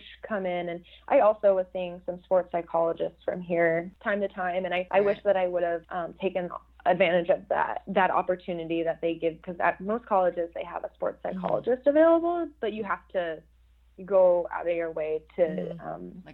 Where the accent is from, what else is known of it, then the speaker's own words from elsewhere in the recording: Phoenix, Arizona, United States; moved away as an adult; I'm from Phoenix, Arizona